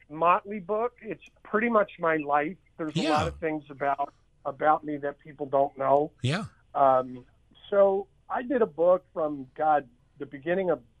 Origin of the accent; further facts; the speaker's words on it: Philadelphia, Pennsylvania, United States; Philadelphia, Pennsylvania.